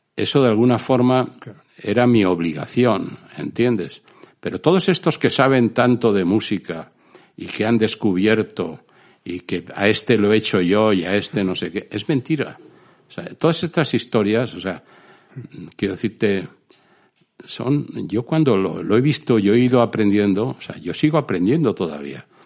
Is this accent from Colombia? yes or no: no; Spain; moved away; como somos los españoles